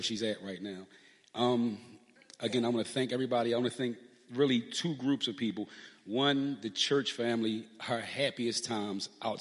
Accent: Philadelphia, Pennsylvania, United States; we're from South Philly

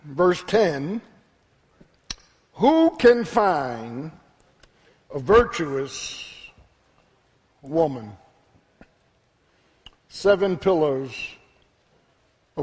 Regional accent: Philadelphia, Pennsylvania, United States; My 17 years growing up in South Philadelphia

